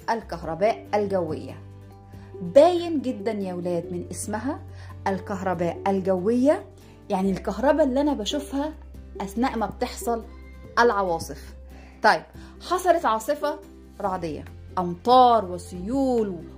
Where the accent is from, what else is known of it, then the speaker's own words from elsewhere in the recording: Sudan; عندنا في السودان بنقول عليها الصقعه يعني ايه بنقلب العين مكان مكان القاف طبعا باختلاف القاف بتتقلب لجيم في اللهجه السودانيه بتاعتنا